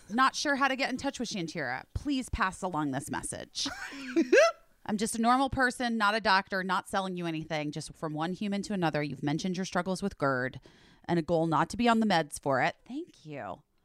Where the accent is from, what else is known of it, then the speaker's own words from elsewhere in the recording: Arizona, United States; I grew up in Arizona